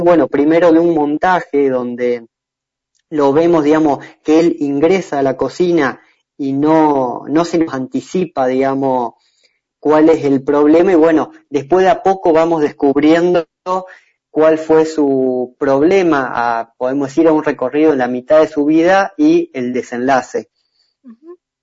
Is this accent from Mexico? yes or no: no; San Francisco, Córdoba, Argentina; yo soy de San Francisco, de acá, muy cerca de María Juana